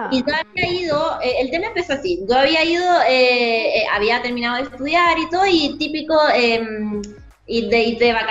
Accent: Argentina; born there; also born or lived in Chile; Sí, tengo doble nacionalidad. Eh, nací en Argentina, pero mi papá es chileno y estudié en Chile. Viví en Chile 11 años

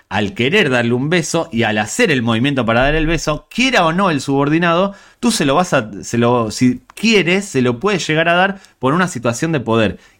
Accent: Spain; Soy español, somos españoles

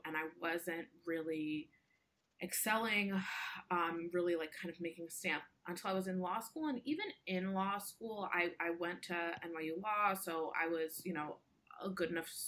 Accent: United States; I identify as Indian American

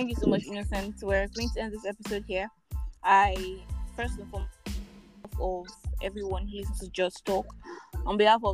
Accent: Nigeria; I am the Nigerian Christian Doc-holic.

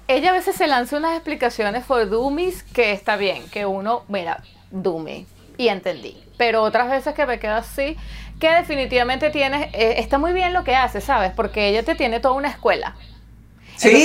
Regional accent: Venezuela; moved away; nosotras somos venezolanas, estamos fuera de nuestro país de origen

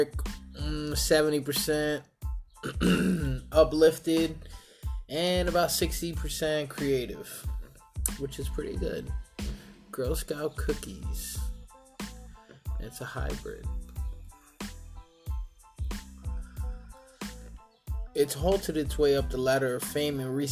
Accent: New York, United States; now in Eugene, United States; I'm from New York

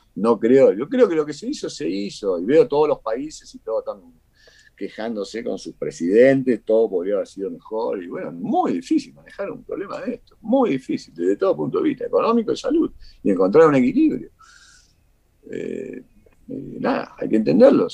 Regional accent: Argentina; moved away as an adult; also born or lived in Cuba; now in Costa Rica; casi como argentino

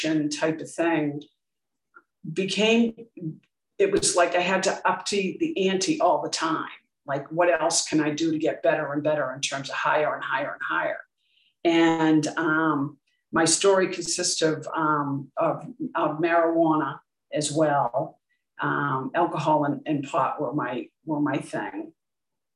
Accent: Boston, Massachusetts, United States; I grew up in Dorchester, Massachusetts, which is in the USA

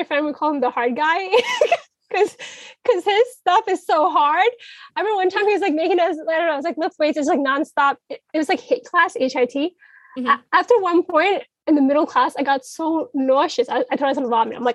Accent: New York City, New York, United States; I'm from Brooklyn, New York.

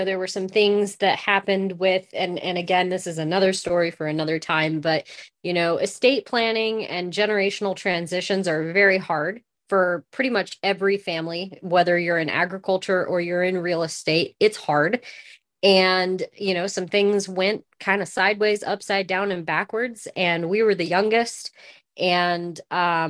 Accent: Lakeview, Oregon, United States; moved away as an adult; now in Las Vegas, New Mexico, United States; we established our family in Lakeview, Oregon, which is right across the California border

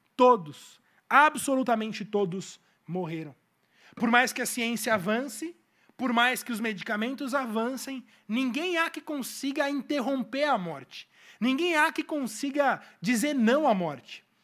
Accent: Brazil

